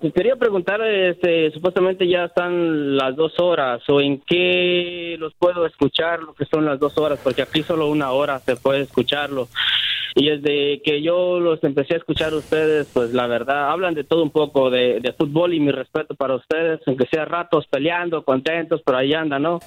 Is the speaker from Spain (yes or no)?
no; Mexico; yo soy de México